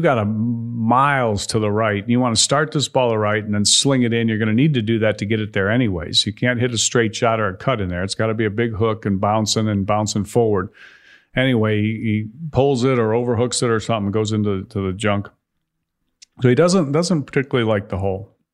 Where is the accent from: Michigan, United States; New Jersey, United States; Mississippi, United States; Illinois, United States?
Illinois, United States; Chicago; moved away; I grew up in Chicago